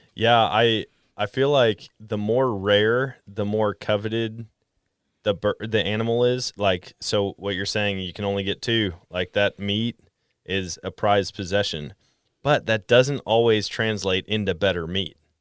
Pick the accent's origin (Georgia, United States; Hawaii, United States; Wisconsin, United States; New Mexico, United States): Wisconsin, United States; moved away as an adult; also born or lived in Colorado; now in Missouri, United States; was born and raised in Wisconsin